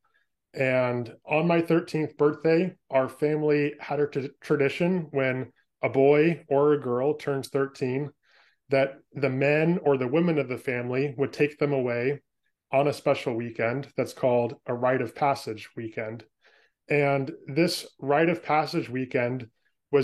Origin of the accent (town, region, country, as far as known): Bay Area, California, United States; born or raised there; moved away as an adult; now in Portland, United States